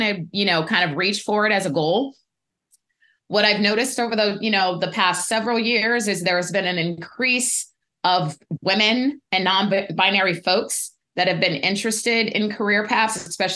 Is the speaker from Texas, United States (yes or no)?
no; Pasadena, California, United States; also born or lived in Denver, Colorado; I grew up in Pasadena